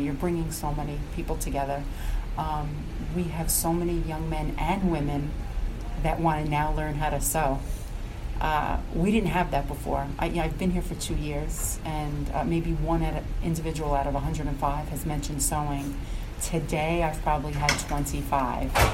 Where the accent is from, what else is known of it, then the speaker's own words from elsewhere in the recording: Somers, New York, United States; I'm from Somers, New York